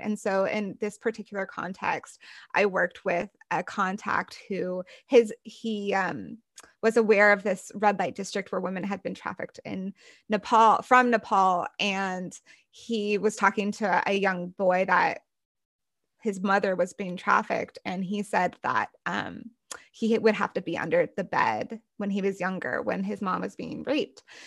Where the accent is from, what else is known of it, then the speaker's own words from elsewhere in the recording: United States; growing up in the United States, in the white evangelical conservative church